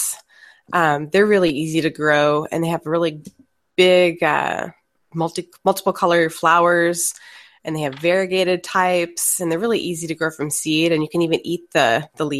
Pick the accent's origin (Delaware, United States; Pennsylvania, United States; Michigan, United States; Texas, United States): Texas, United States; moved away as an adult; also born or lived in Florida; I was from Texas originally